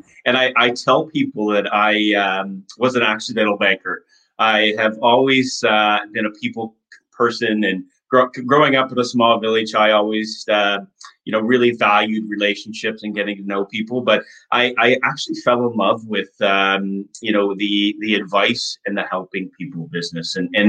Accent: Nova Scotia, Canada; Yes, well, we're originally from Nova Scotia.

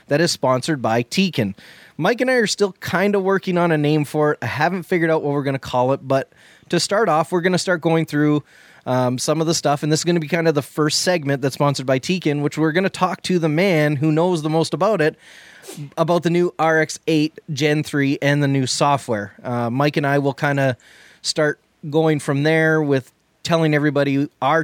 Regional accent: Canada; we're Canadian.

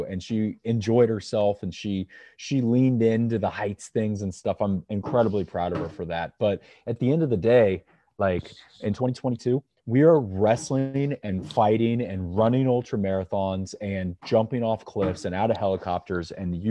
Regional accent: Kansas City, United States; Growing up in Kansas City

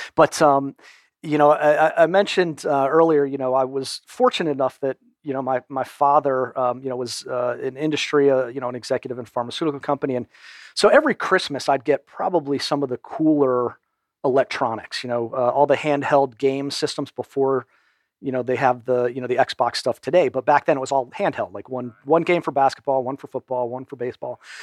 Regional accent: Storrs, Connecticut, United States; also born or lived in Wilmington, Delaware; now in Atlanta, United States; most of my elementary school and high school years were in Connecticut.

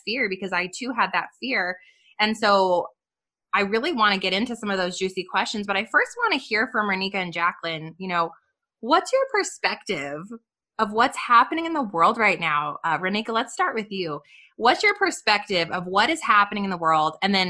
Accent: White Rock, New Mexico, United States; I grew up in White Rock, which is in Los Alamos, and it's 99% white

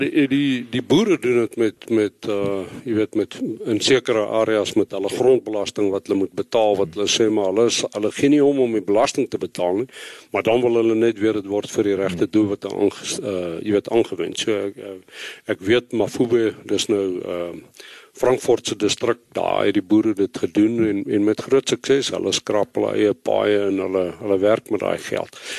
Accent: Bloemfontein, Free State, South Africa; moved away as an adult; also born or lived in Western Cape; ek is gebore in Getoe, Vrystater, in Bloemfontein groot geword.

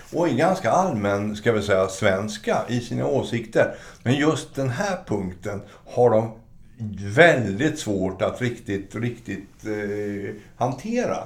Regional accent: Sweden; moved away as an adult; also born or lived in Norway; vilket vi fortfarande som svenskar eh, får höra

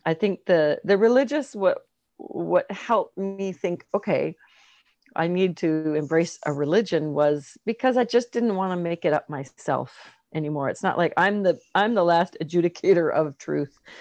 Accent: Canada; being Canadian

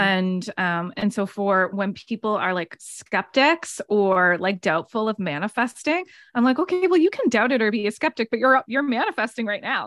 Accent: Nova Scotia, Canada; moved away as an adult; also born or lived in Canmore, Alberta; I'm from Nova Scotia. I moved out to Canmore, Banff area.

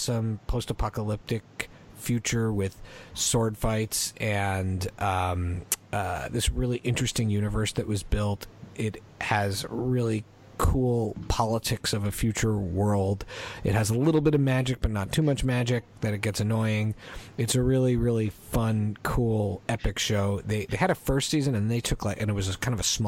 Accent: Canada; growing up in Canada

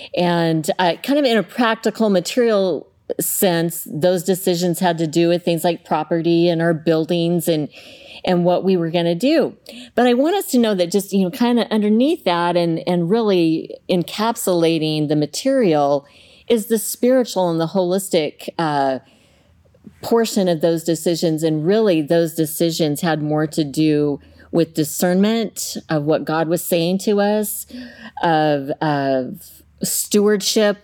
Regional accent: Southeast Colorado, United States; now in Clackamas, United States; I grew up in Southeast Colorado on a farm

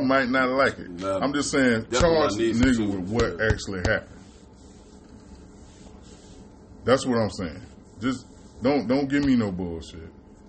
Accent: Florida, United States; when I was growing up in Florida

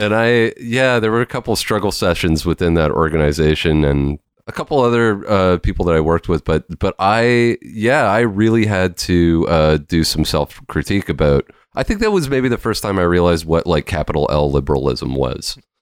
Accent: Lake Cowichan, British Columbia, Canada; moved away as an adult; also born or lived in Victoria, British Columbia / Vancouver, British Columbia; now in Montreal, Canada; my experience growing up in Couch and Lake, resource extraction

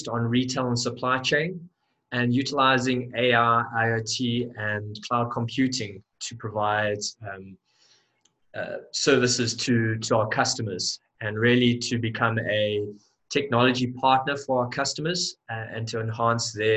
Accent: Johannesburg, Gauteng, South Africa; I'm from Johannesburg, South Africa

